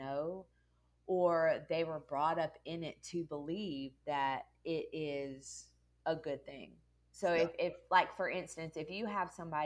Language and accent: English; California, United States; moved away as an adult; also born or lived in Mobile, Alabama; originally from California. I moved to the South over 20 years ago, ended up in Mobile, Alabama